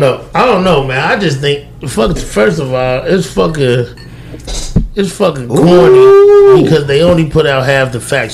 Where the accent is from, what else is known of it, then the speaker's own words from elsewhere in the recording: California, United States; I'm from Cali